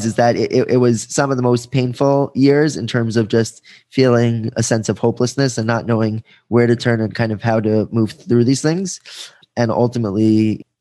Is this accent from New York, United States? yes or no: yes; Five Towns, New York, United States; I grew up here in the Five Towns